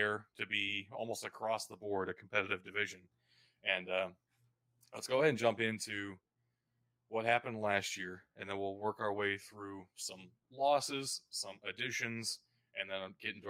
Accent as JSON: {"language": "English", "region": "Kentucky", "country": "United States", "said": "I'm from Kentucky"}